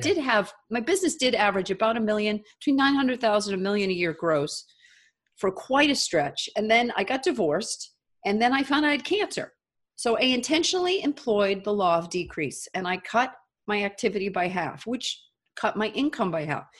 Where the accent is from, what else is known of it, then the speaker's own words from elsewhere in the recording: United States; an American who lived in the United States of America, I was born here